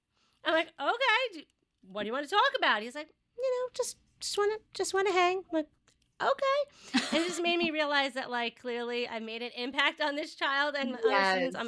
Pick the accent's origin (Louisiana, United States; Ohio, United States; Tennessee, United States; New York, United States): New York, United States; accent: Long Island; Yes, if you cannot tell by my thick Long Island accent, yes, I am from New York.